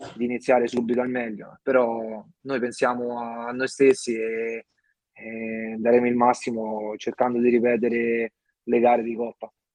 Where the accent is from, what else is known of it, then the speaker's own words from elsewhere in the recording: Montefiascone, Lazio, Italy; sono di Montiascone, ho iniziato i primi calci nel mio paese